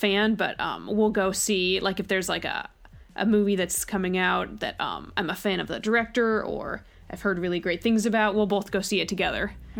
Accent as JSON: {"language": "English", "area": "Bay Area", "region": "California", "country": "United States", "tie": "born or raised there", "also_born_or_lived": "Orange County, California", "said": "So I grew up in the Bay Area, and then I went to college in Orange County, which is in Southern California."}